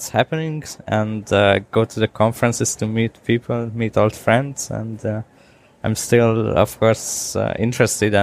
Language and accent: English; Budapest, Hungary; I'm from Budapest.